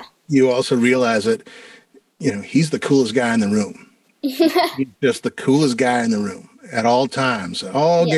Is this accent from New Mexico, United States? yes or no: yes; Santa Fe, New Mexico, United States; now in Minneapolis, United States; I'm originally from Santa Fe, New Mexico. And when I moved to Minneapolis